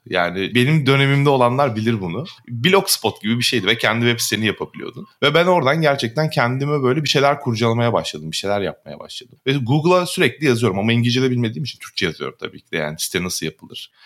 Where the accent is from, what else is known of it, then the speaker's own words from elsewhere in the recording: Muğla, Turkey; Muğla'lıyım ben.